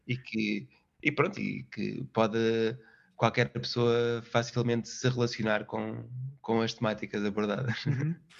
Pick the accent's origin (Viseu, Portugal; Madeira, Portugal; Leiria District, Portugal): Viseu, Portugal; moved away as an adult; also born or lived in Lisbon; no Conservatório em Viseu, foi a cidade onde eu cresci